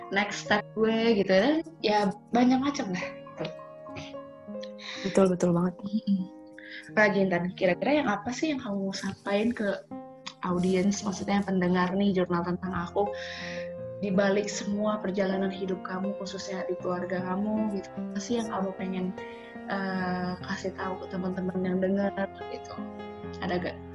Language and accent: Indonesian; Bali, Indonesia; Waktu aku ke Bali, aku orang Bali kan yang baduy.